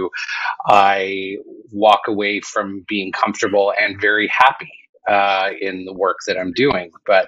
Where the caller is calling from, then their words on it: Vancouver, British Columbia, Canada; Calling in from Vancouver, British Columbia.